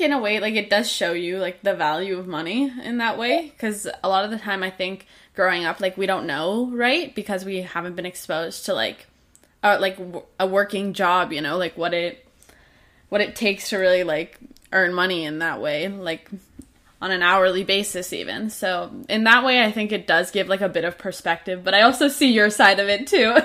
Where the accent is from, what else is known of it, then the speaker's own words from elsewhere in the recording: Canada; I'm Canadian myself